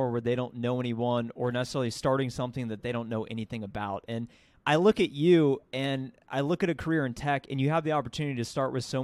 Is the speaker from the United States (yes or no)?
yes; Ohio, United States; moved away as an adult; now in Dallas, United States; I grew up in Ohio, moved myself to Dallas, Texas.